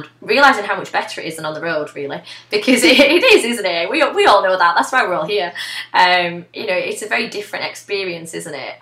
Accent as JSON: {"language": "English", "town": "Bolton", "region": "North West England", "country": "United Kingdom", "tie": "born or raised there", "said": "I grew up in Bolton"}